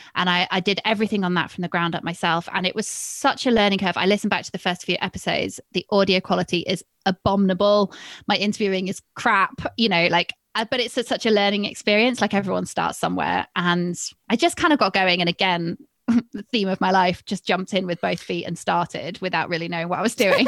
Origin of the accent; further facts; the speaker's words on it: Cheshire, North West England, United Kingdom; also born or lived in Manchester / Edinburgh; I'm from Cheshire, so I'm from, like, a very strong dairy area